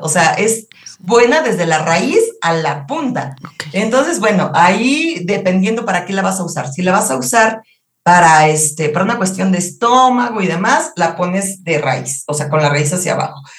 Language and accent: Spanish; Mexico; los mexicanos retomemos nuestra cultura de la salud